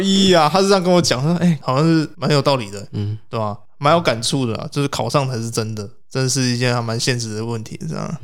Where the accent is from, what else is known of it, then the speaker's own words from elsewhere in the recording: Taiwan; 我们台湾这边